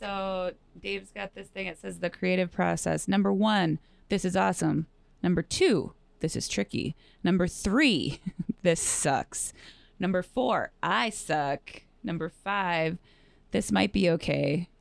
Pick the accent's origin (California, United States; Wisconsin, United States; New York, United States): Wisconsin, United States; I grew up in Wisconsin